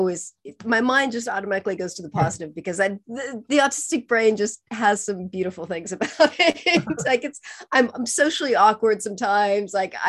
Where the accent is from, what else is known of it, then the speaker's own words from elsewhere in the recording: California, United States; also born or lived in Spain / Costa Rica / Mexico / Argentina; now in England; So I'm originally from California. I lived in several different countries. I studied abroad in Spain. I taught English in Costa Rica. I lived in Mexico for 8 years. Lived in Argentina for 5 years, spent lots of time in Chile.